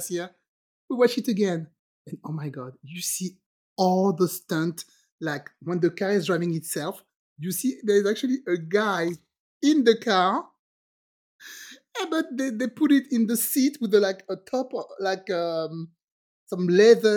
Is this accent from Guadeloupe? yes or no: yes; Guadeloupe; also born or lived in France; now in United States; I'm originally from the French Caribbean, from Guadeloupe